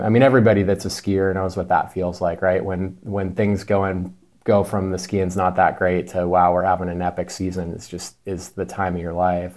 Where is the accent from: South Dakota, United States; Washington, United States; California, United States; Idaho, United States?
Idaho, United States; Ketchum; moved away; also born or lived in Montana; I was born and raised in the Wood River Valley, so, uh, Ketchum was what I considered hometown.